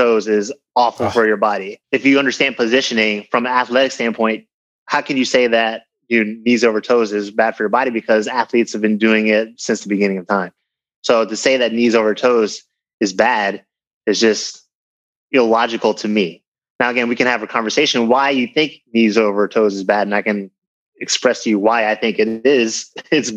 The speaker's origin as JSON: {"language": "English", "area": "just north of Richmond", "region": "Virginia", "country": "United States", "tie": "born or raised there", "also_born_or_lived": "Philadelphia, Pennsylvania / New Jersey / New York City", "moved": "yes", "lives_now": "California, United States", "said": "I grew up mostly in Virginia. So I spent a lot of time in Philadelphia as well. I was born in Philadelphia"}